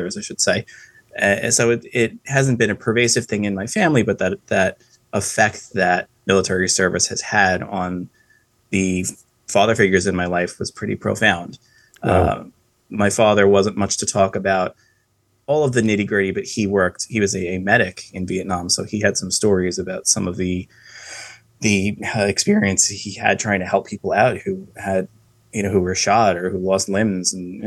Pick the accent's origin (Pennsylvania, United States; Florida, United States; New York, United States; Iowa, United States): New York, United States; Long Island; I come from Long Island, New York